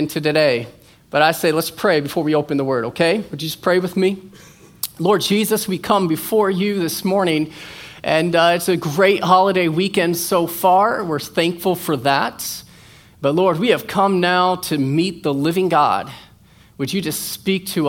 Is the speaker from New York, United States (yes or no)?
no; Iowa, United States; now in Florida, United States; I'm from Iowa